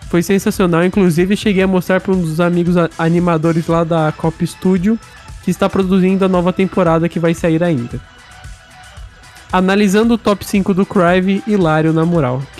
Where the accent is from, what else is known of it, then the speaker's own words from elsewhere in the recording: Minas Gerais, Brazil; Eu sou mineiro, eu falo biscoito mesmo, bolacha é o caralho.